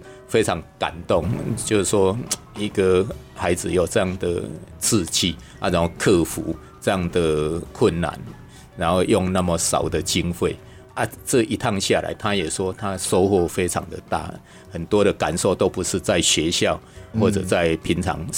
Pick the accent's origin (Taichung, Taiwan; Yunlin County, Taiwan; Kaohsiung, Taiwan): Kaohsiung, Taiwan; 我老家在高雄，我就到高雄住一个晚上啊